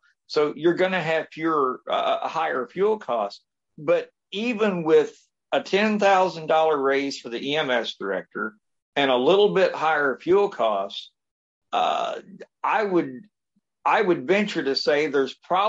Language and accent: English; Washington County, Indiana, United States; I was born here in Washington County. We are, like I said, we're a little over 28,000 people. We're situated about 40 miles north of Louisville, Kentucky.